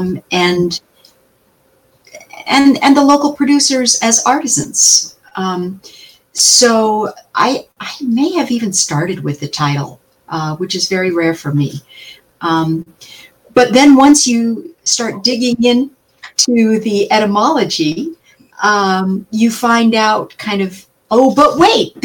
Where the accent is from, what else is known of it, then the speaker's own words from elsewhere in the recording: Appalachia, United States; moved away as an adult; now in Kansas, United States; I grew up in Appalachia